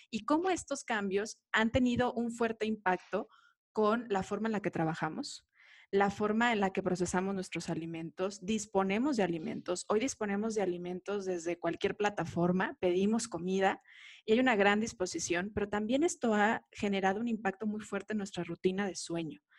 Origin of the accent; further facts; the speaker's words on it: Guadalajara, Jalisco, Mexico; De, Guadalajara, Jalisco